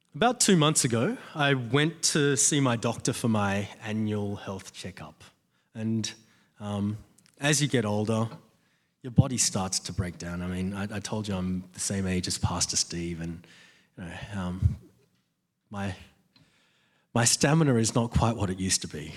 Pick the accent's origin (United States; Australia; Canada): Australia; I'm an Aussie